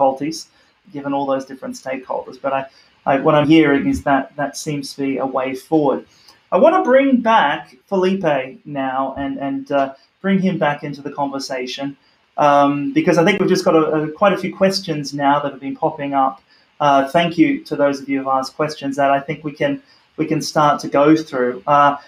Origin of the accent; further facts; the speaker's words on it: Australia; moved away; my home country of Australia